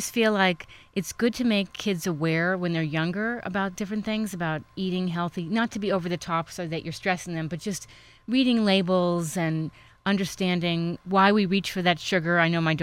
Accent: New York, United States; growing up in New York

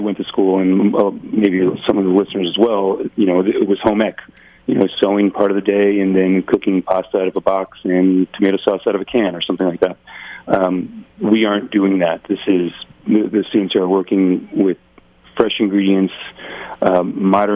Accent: New Jersey, United States; I'm from Jersey

